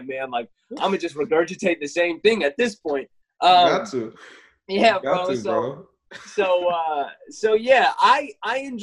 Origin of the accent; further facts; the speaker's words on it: Mississippi, United States; now in Texas, United States; I'm a kid from Mississippi that moved to Texas